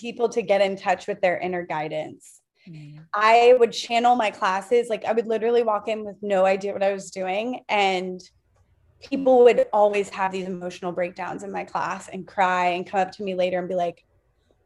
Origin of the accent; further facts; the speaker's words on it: Sarasota, Florida, United States; I grew up in Sarasota where it's the eighth generation of the Ringling Brothers Circus